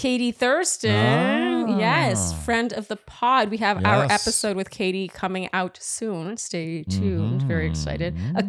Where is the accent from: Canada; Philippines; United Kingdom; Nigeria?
Canada; Ottawa, Ontario; now in United States; When I first moved to the States, I was not expecting to say I'm from Ottawa and have so many people blink at me like they'd never heard of it.